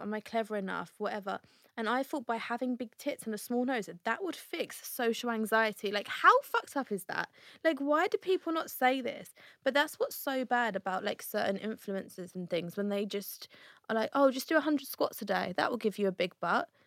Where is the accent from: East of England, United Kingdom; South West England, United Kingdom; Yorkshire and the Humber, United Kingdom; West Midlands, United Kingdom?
East of England, United Kingdom; Essex; We are from Essex